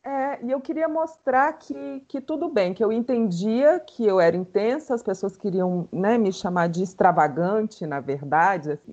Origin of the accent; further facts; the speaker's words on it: Brasília, Federal District, Brazil; sou brasiliense, amo ser brasiliense